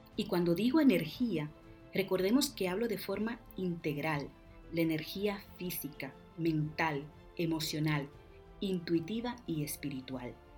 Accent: Dominican Republic; Como decimos en mi tierra, República Dominicana

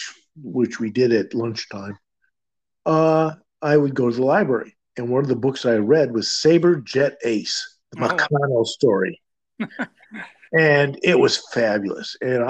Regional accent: Midwest, United States; Well, I grew up in the Midwest, so we moved around a bit.

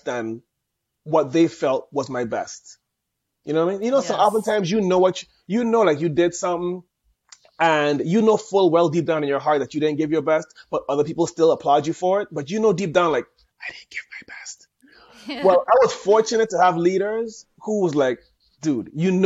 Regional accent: St. Thomas, U.S. Virgin Islands; accent: Caribbean; I'm proudly born and raised in specifically in St. Thomas in the U.S. Virgin Islands.

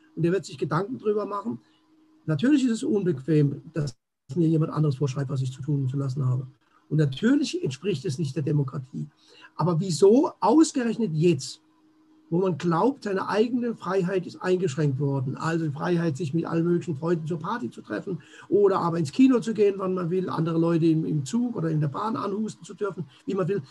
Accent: Germany; hier bei uns in Deutschland

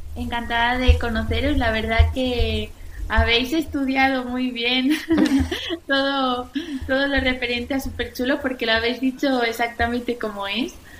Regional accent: La Eliana, Valencian Community, Spain; now in Madrid, Spain; yo soy de La Eliana, un pueblo de, Valencia

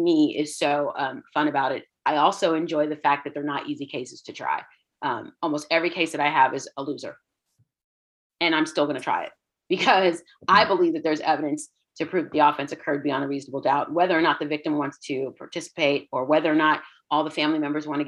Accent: Houston, Texas, United States; I grew up in Houston, and my parents immigrated to the States in the late 70s

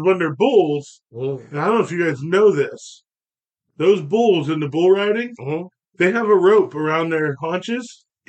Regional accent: Pennsylvania, United States; now in Texas, United States; I grew up in Pennsylvania. Pennsylvania is Philly, Pittsburgh, and Kentucky in between.

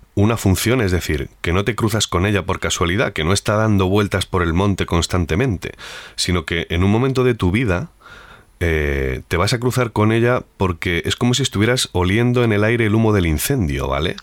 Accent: Madrid, Community of Madrid, Spain; also born or lived in Castile and León; soy de ciudad, nací en Madrid, pero me he empapado mucho en Castilla y León

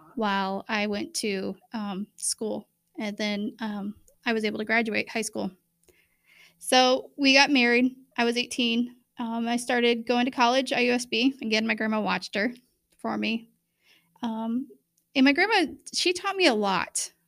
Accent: Bremen, United States; I grew up in Bremen

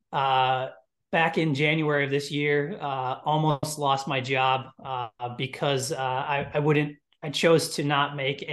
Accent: Midwest, United States; I'm from Midwest, three younger brothers, big sports family

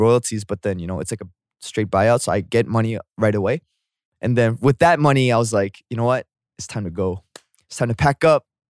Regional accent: Canada; moved away as an adult; also born or lived in South Korea; now in Seoul, South Korea; I'm from, I'm from Canada, but then I was born here

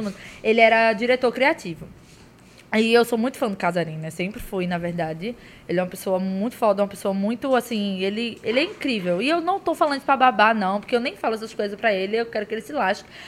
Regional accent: Pernambuco, Brazil; a gente falou que era de Pernambuco

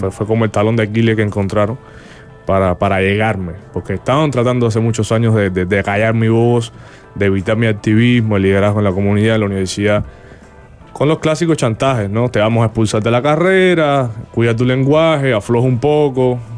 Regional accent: Cuba; moved away; esos cubanos luego se van a convertir en lo que somos los exiliados cubanos alrededor del mundo.

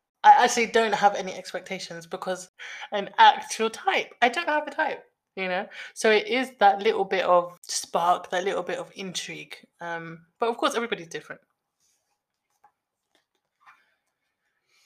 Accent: London, United Kingdom; we are from the West, we are Londoners

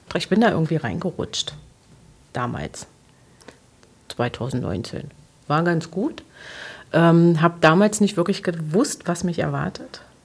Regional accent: Magdeburg, Saxony-Anhalt, Germany; ich bin am Olvenstädter Platz groß geworden

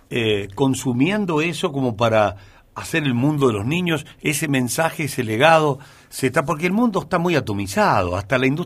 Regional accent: Argentina; uno lo siente como argentino a la ausencia de Donata, a su obra, que felizmente la tenemos, la siente tan adentro, tan profundamente argentina.

